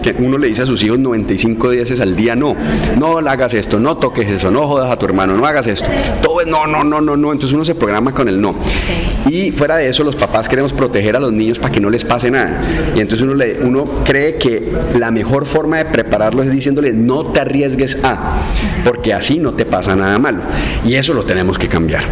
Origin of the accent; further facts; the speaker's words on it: Cali, Valle del Cauca, Colombia; yo, soy un caleño básico